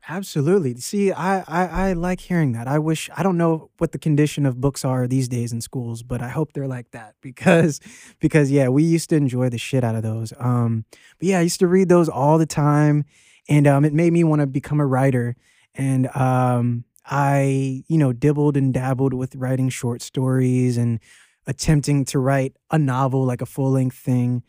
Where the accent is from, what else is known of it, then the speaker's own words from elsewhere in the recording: Arlington, Virginia, United States; moved away as an adult; also born or lived in Norfolk, Virginia / Laurel, Maryland; I'm from all over Virginia. I went to high school in, in Arlington, Virginia, and, um, I was born in Norfolk